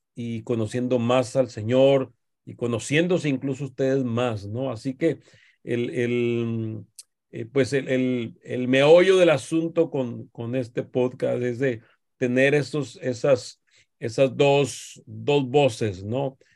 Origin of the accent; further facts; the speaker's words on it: Mexico; como decimos los mexicanos